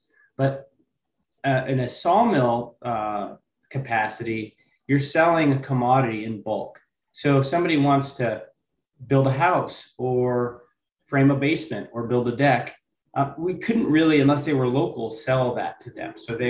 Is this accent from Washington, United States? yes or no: yes; Washington, United States; as Dan said, I'm from Northeast Washington State, and we've got a pretty unique proposition